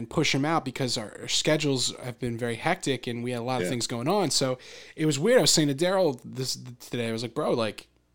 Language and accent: English; near Philadelphia, Pennsylvania, United States; growing up near Philadelphia, I feel like a suburban city person